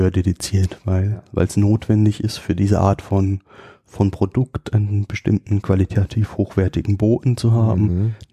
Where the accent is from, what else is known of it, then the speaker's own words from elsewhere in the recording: Rhineland-Palatinate, Germany; moved away; komme ja eigentlich aus der Südpfalz